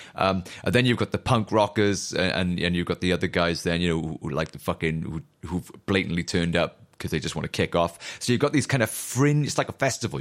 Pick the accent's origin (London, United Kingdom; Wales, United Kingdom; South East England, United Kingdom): Wales, United Kingdom; Newport; accent: chavvy Newport; my chavvy Newport accent